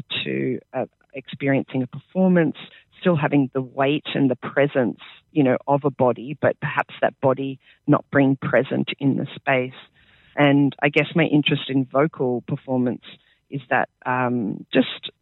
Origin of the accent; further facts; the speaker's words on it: Sydney, New South Wales, Australia; moved away as an adult; now in Adelaide, Australia; I grew up in Sydney. I sort of grew up on Guringai and Darug lands